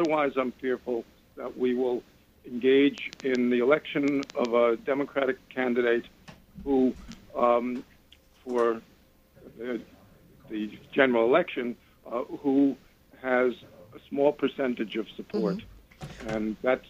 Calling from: Washington Heights, New York, United States; I'm from Washington Heights.

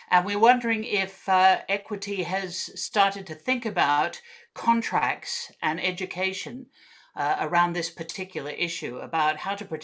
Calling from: Sydney, New South Wales, Australia; Thank you very much for being here. I'm coming from Gadigal land.

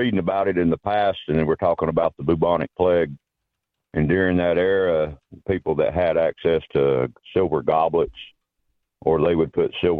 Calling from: Chattanooga, Tennessee, United States; Chattanooga, Tennessee.

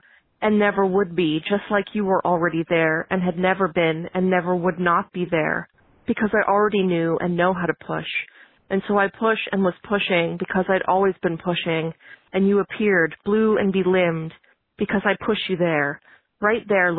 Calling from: San Francisco, California, United States; I'm calling from San Francisco, California

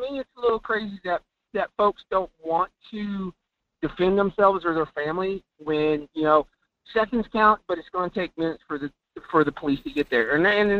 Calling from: Fairbanks, Alaska, United States; from Fairbanks.

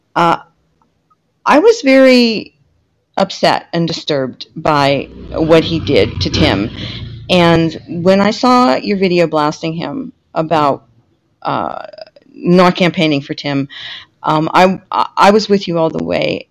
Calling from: San Francisco, California, United States; I'm calling from San Francisco.

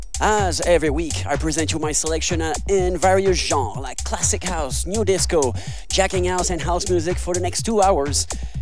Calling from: Montreal, Quebec, Canada; I'm your host … I'm live from Montreal, Quebec, Canada.

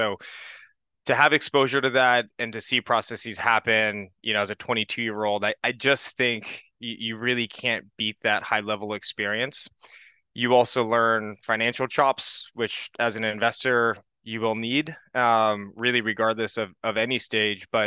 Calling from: California, United States; I'm calling in from the San Francisco Bay Area.

